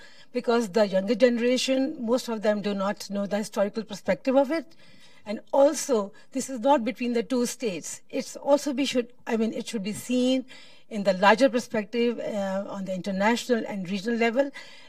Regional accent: Pakistan; I'm from Pakistan.

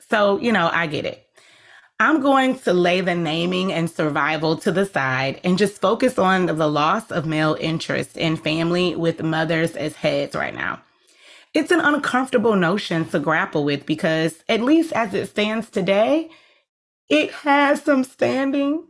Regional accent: United States; the history we have experienced in this country as our, as Black people

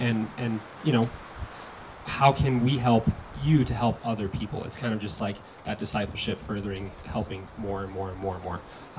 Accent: Colorado, United States; born and raised in Colorado.

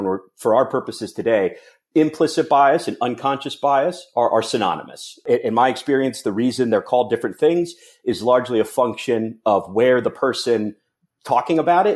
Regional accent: Cincinnati, Ohio, United States; I'm from Cincinnati

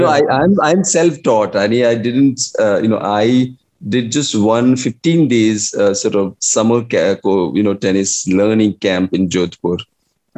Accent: India; English is a second language; also born or lived in Delhi / Iowa City; me being an Indian

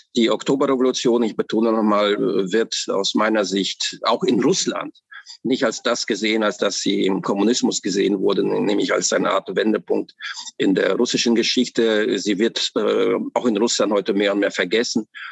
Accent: Germany; ich bin in der russischen äh, Immigranten äh, äh, aufgewachsen im Westen in äh, Westdeutschland, äh, in der Bundesrepublik Deutschland

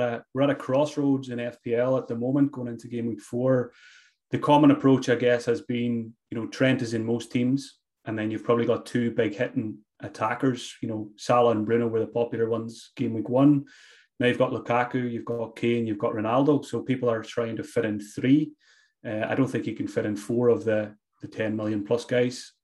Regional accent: Glenties, Ulster, Ireland; I grew up in Donegal, uh, small small village called Glenties

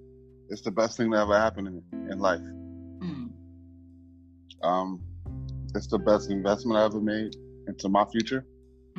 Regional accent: New York City, New York, United States; I am from New York City. I am a melanated American from America, the state of New York, the city of New York, born in the borough of Brooklyn, raised in the borough of Harlem

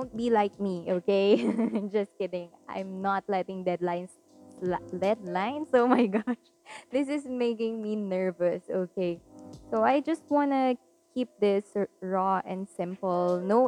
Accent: Caloocan, Metro Manila, Philippines; So, hi guys … from the Metro, from Metro Manila in Caloocan.

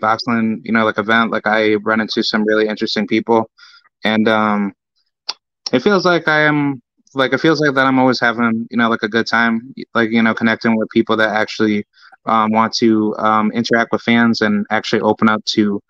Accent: Albany, New York, United States; now in Florida, United States; Yeah, like, I'm a New Yorker

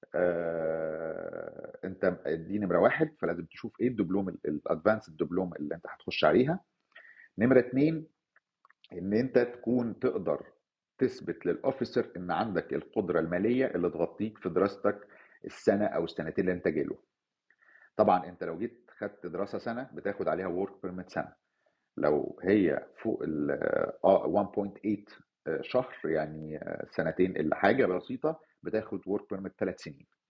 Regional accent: Cairo, Cairo Governorate, Egypt; moved away as an adult; now in Canada; كان في عنوان اتولدت فيه في مصر الجديده وعشت فيه فترة وبعدين نقلت منه

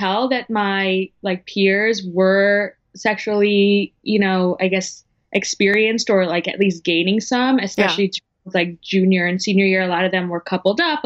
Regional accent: New Jersey, United States; I'm from New Jersey

